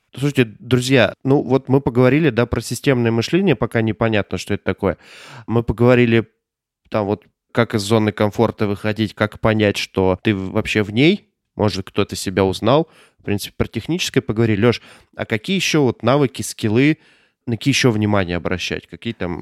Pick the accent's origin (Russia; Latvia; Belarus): Russia; Omsk, Omsk Oblast; Я из Омска